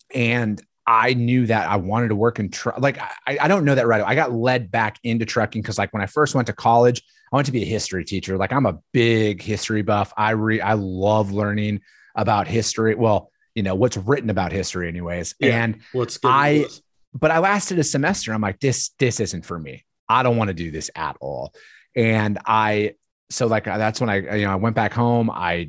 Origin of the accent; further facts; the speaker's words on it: Wisconsin, United States; I'm from Northern Wisconsin originally.